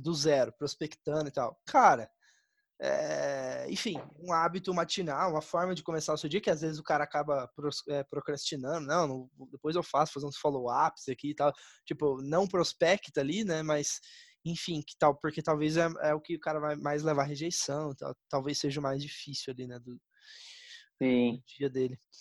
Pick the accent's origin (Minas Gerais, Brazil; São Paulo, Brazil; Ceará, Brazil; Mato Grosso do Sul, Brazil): Mato Grosso do Sul, Brazil; Campo Grande; also born or lived in Taiwan; eu sou de Campo Grande, Mato Grosso do Sul